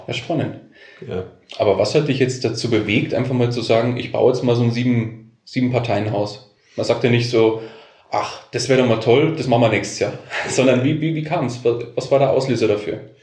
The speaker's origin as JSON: {"language": "German", "region": "Bavaria", "country": "Germany", "said": "hier bei uns in Bayern"}